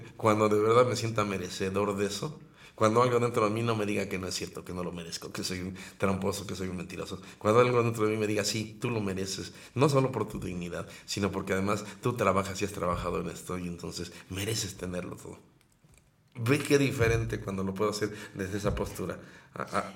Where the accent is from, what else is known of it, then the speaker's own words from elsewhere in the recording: Mexico; así somos los mexicanos